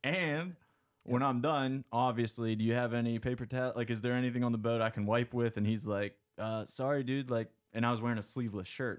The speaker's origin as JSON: {"language": "English", "town": "McConnellsburg", "region": "Pennsylvania", "country": "United States", "tie": "born or raised there", "said": "I grew up in South Central P A in a little town called McConnellsburg"}